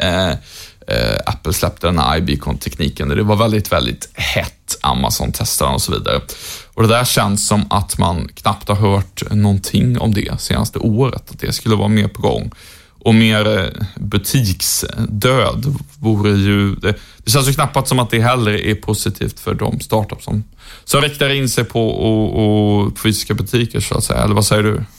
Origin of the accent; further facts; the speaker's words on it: Sweden; svensk journalist